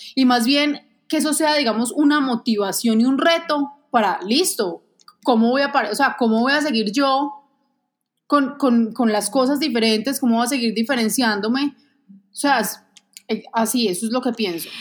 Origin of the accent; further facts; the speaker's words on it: Manizales, Caldas, Colombia; also born or lived in Bogotá; Realmente nací en Bogotá, me adoptaron mis papás cuando tenía un mes de nacida y viví toda la vida en Manizales.